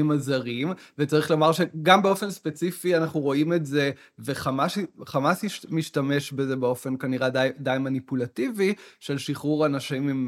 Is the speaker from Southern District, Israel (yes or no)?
no; Tel Aviv, Tel Aviv District, Israel; אם נסתכל רק על מה שקרה אה, בישראל בשנה האחרונה, אני כתל אביבי, מבחינות מסוימות, הרגשתי אה, עד שבעה באוקטובר, מאוד אזרח של עיר המדינה שלי, תל אביב.